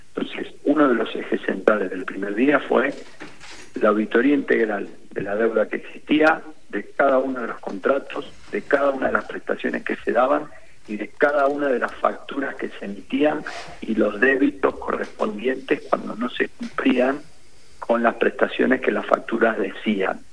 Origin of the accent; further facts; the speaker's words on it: Argentina; como argentinos además y argentinas